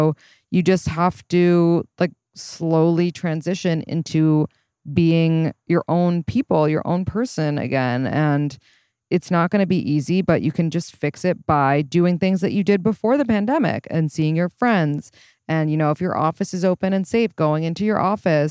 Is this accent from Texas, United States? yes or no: no; New York, United States; I was born and raised in New York